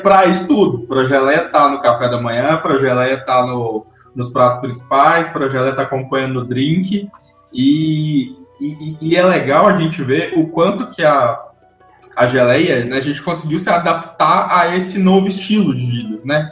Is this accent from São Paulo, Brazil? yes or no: no; Minas Gerais, Brazil; como bom mineiro